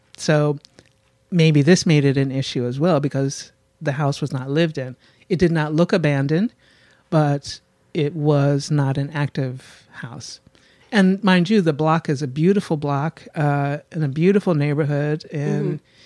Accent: Philadelphia, Pennsylvania, United States; I'm from Germantown, Mount Airy

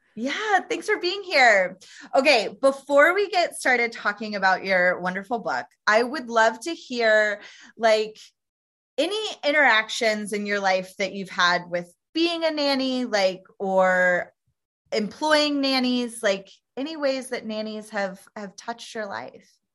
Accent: Tennessee, United States; I'm originally from Tennessee

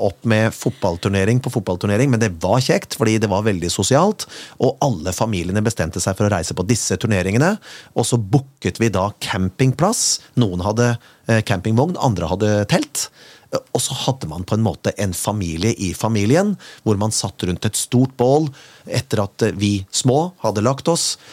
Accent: Kongsberg, Buskerud, Norway; fra oppveksten min på Kongsberg

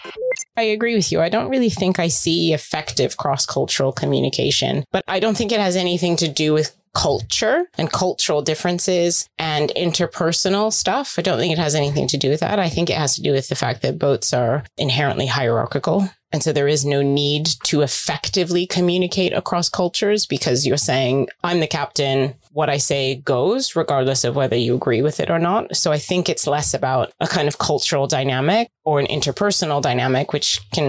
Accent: United States; my family is from the Philippines, they immigrated to the States. I'm American, but growing up in that community

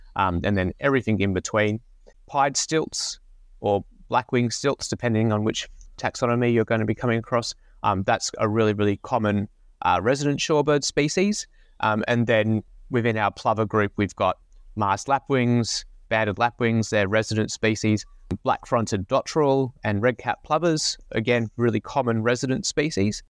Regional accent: Brisbane, Queensland, Australia; I grew up in Brisbane

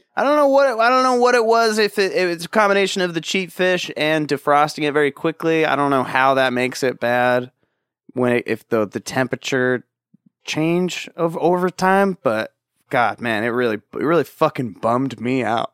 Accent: Orange County, California, United States; I grew up in Orange

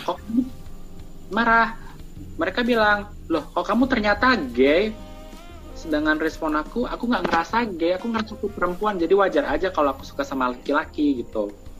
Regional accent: Surakarta, Central Java, Indonesia; now in Jakarta, Indonesia; aku merantau ke Jakarta oh by aku dari Solo

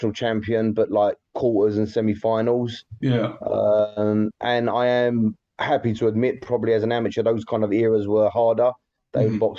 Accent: London, United Kingdom; I grew up in Thamesmead

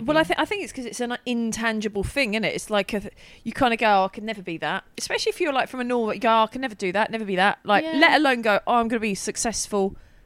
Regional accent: Milton Keynes, South East England, United Kingdom; now in London, United Kingdom; I'm originally from Milton Keynes, but like I've lived in London long now.

